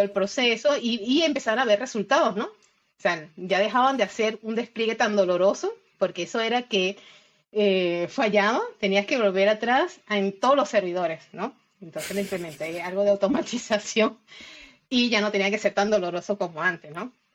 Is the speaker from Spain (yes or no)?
no; Isla de Margarita, Nueva Esparta, Venezuela; moved away as an adult; now in Argentina; yo soy de Venezuela, pero eh, hace seis años eh, emigré